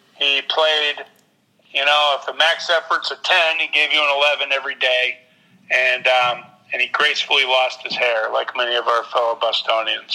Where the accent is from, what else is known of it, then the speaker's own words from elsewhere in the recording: New England, United States; moved away; growing up in New England